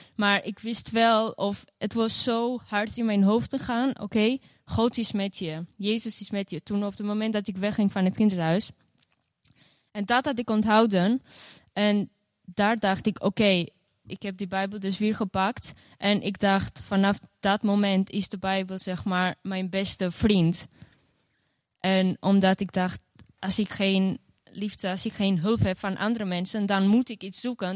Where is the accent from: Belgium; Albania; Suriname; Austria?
Albania; Gjirokastër, Gjirokastër County; now in Netherlands; in Girocastro, mijn geboorteplaats. En ehm, daar ben ik dus opgegroeid